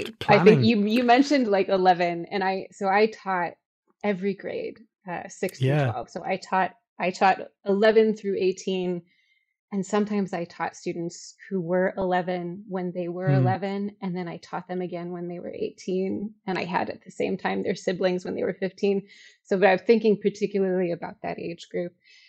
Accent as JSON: {"language": "English", "town": "Chicago", "region": "Illinois", "country": "United States", "said": "I'm from Chicago. I taught in Chicago."}